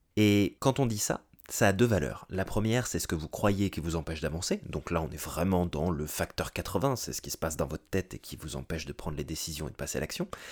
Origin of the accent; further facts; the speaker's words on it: France; moved away as an adult; now in North America; français, j'ai émigré en Amérique du Nord